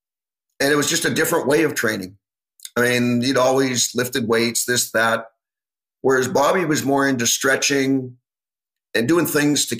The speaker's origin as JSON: {"language": "English", "country": "Canada", "tie": "born or raised there", "said": "growing up in Canada"}